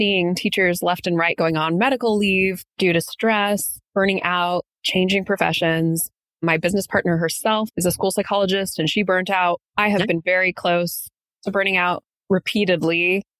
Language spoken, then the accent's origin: English; San Diego, California, United States; also born or lived in Santa Barbara, California / San Luis Obispo County, California; I'm from Southern California, from San Diego.